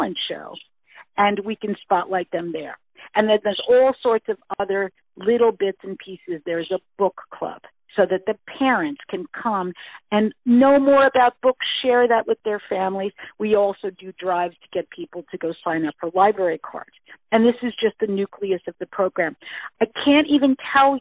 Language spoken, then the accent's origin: English; United States; moved away as an adult; now in Vancouver Island, Canada; I've moved to Canada. I was originally from the United States